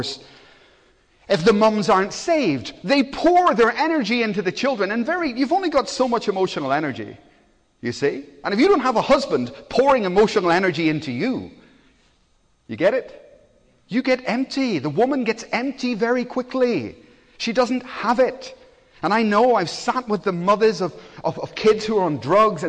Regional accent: Belfast, Northern Ireland, United Kingdom; moved away; I come from Belfast, so I know what riots are like. I grew up with them

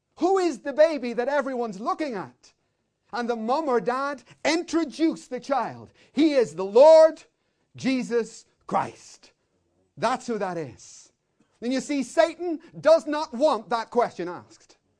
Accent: Belfast, Northern Ireland, United Kingdom; I'm coming from Belfast.

